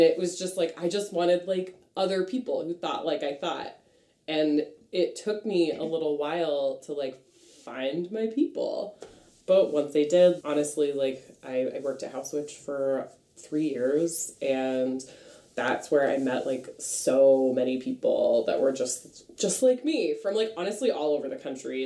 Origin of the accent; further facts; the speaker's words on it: Franklin, Massachusetts, United States; I am from Franklin, Massachusetts.